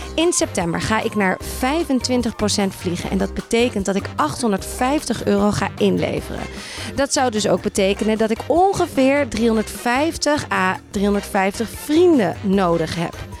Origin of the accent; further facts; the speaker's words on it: Amsterdam, North Holland, Netherlands; moved away as an adult; now in Haarlem, Netherlands; Ik ben in Amsterdam opgegroeid, vrij school gedaan